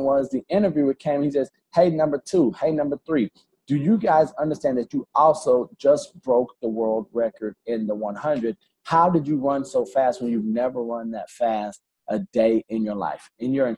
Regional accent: Alabama, United States; now in Florida, United States; I'm from Alabama. I probably don't say nicher. Like I said, we add an R to everything

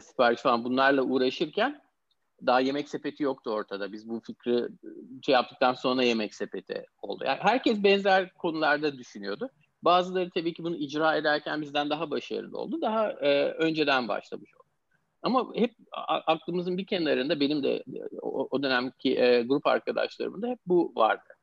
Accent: Istanbul, Turkey; moved away as an adult; also born or lived in Pittsburgh, United States; now in United States; İstanbul doğumluyum. Amerika'ya 10 sene kadar önce Amerika'ya yerleşmeden önce hep İstanbul'da e, yaşadım, okudum

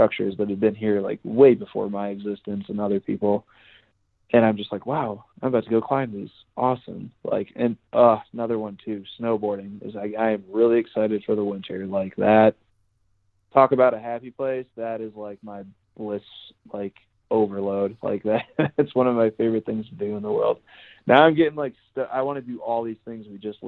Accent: Chicago, Illinois, United States; now in Denver, United States; I'm originally from Chicago, and I actually used to live in the city

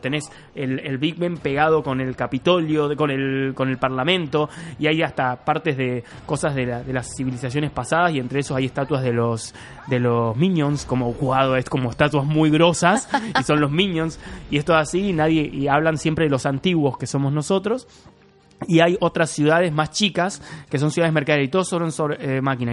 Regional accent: Córdoba, Argentina; yo soy de Córdoba, crecí en Córdoba.

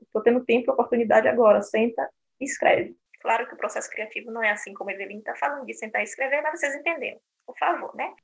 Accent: Brazil; moved away as an adult; now in Berlin, Germany; eu nasci no Brasil, vim do Brasil para cá com 28 anos

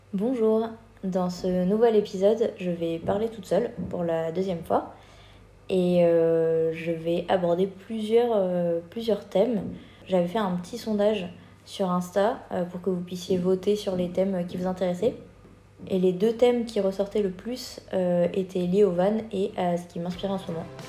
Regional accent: France; moved away; en tant que Français

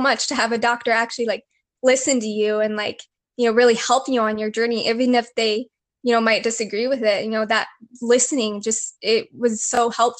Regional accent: Illinois, United States; now in Arizona, United States; Yeah, so I'm originally from Illinois. I grew up about an hour out from Chicago, and I had really great life, childhood, growing up. I was very active, very healthy.

